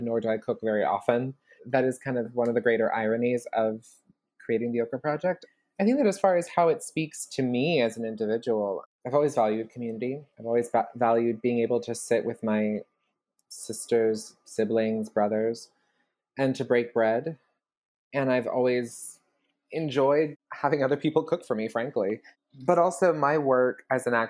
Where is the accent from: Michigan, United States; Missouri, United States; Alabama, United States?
Alabama, United States; Birmingham; moved away as an adult; also born or lived in Bloomington, Illinois; now in New York, United States; I'm from Birmingham, Alabama